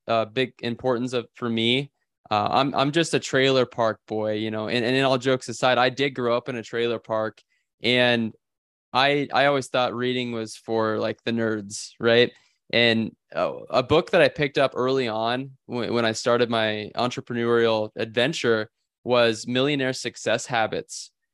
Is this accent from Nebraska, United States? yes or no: yes; Bellwood, Nebraska, United States; in Bellwood, Nebraska is where I, I was born and raised